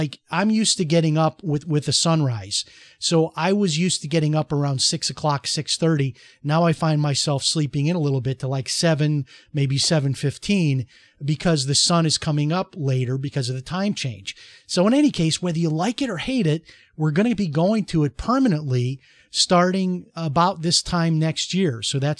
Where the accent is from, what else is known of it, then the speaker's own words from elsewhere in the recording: Chicago, Illinois, United States; And that's how it was when I was growing up in Chicago, largely as well.